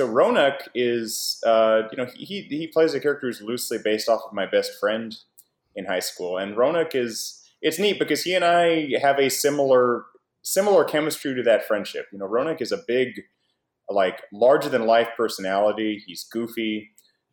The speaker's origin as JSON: {"language": "English", "region": "Oklahoma", "country": "United States", "tie": "born or raised there", "moved": "as an adult", "lives_now": "Japan", "said": "I grew up in Oklahoma and studied Japanese and worked very hard to get to Japan and live there"}